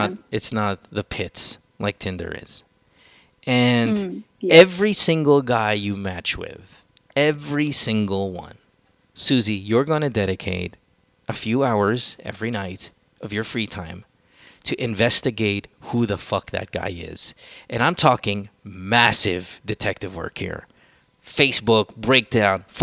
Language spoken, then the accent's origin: English; Central Luzon, Philippines; also born or lived in United States; I grew up in the province. I grew up in Bulacan, my dear. I went to La Salle